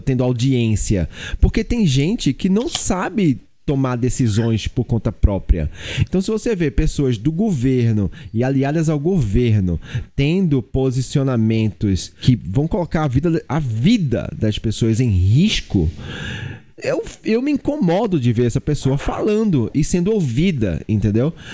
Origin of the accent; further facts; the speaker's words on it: Olinda, Pernambuco, Brazil; eu fui criado numa cultura muito machista. Muito, muito machista. Eu sou nordestino, eu sou de Olinda